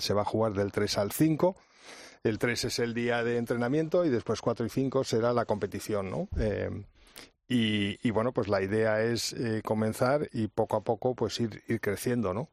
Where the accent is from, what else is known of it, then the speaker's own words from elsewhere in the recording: Spain; así somos los españoles, luchadores